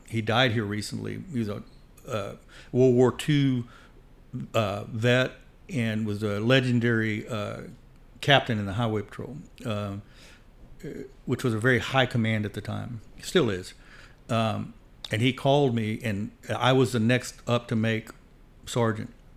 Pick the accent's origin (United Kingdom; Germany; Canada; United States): United States; Fort Bend County, Texas; I grew up in Fort Bend County